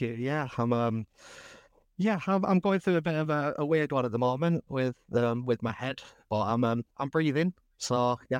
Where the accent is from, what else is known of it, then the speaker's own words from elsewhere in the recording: Lancashire, North West England, United Kingdom; So I am a northerner. I'm from Lancashire.